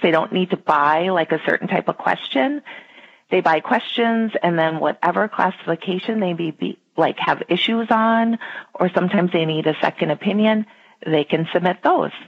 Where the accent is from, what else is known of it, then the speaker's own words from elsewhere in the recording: Minnesota, United States; I live in Minnesota with my husband and two boys, and I have lived here my entire life